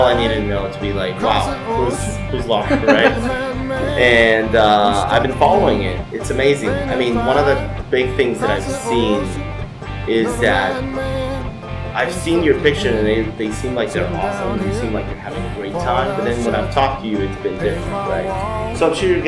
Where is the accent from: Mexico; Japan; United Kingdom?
Mexico; moved away; us from Mexico